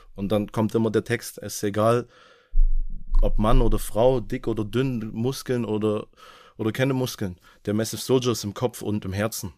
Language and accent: German; Gröditz, Saxony, Germany; moved away as an adult; also born or lived in North Rhine-Westphalia; now in Lörrach, Germany; Ich bin ähm, im Osten aufgewachsen, geboren, äh, in Sachsen. Man hört es auch teilweise noch raus